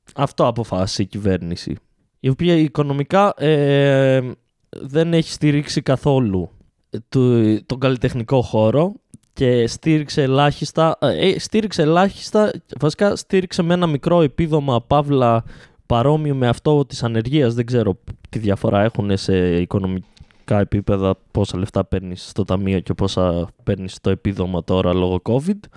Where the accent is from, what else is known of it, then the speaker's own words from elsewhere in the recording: Greece; γεννηθήκαμε σε αυτή τη χώρα